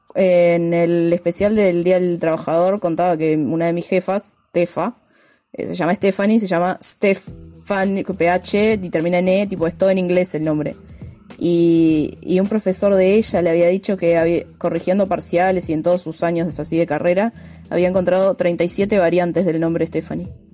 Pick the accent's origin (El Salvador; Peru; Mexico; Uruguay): Uruguay; Montevideo; yo hablo de Montevideo, que es la partecita que conozco